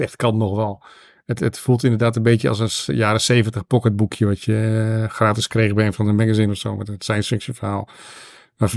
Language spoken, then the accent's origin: Dutch; Netherlands; als Nederlander